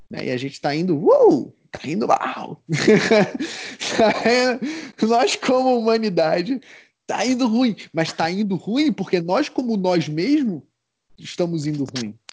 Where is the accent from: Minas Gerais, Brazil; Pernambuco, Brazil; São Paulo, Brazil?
Pernambuco, Brazil; Recife; now in Curitiba, Brazil; Eu, pô, eu vim de, de Recife, né? Recife é, só tem dois climas, né? E aqui é muito bem definido, né? Curitiba